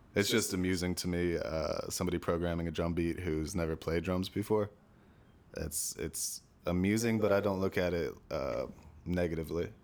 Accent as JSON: {"language": "English", "town": "Stamford", "region": "Connecticut", "country": "United States", "tie": "born or raised there", "also_born_or_lived": "New Canaan, Connecticut", "said": "I was born in Stamford, Connecticut. Lived first ten years of my life there, and then, um, we moved to New Canaan, Connecticut"}